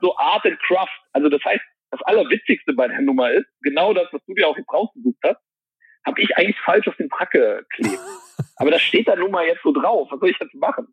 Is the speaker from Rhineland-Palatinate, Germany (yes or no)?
no; Mönchengladbach, North Rhine-Westphalia, Germany; moved away; in meiner Heimat Mönchengladbach